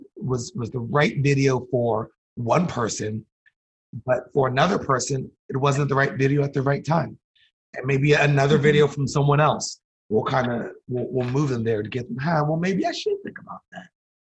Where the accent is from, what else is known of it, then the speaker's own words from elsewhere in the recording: Northern District, Israel; Like I grew up in Galilee, my friends never experienced